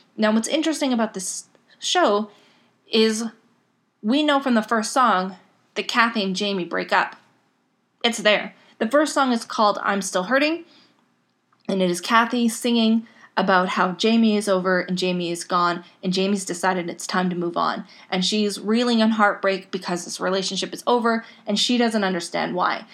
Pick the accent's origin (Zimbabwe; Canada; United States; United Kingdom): Canada; I'm Canadian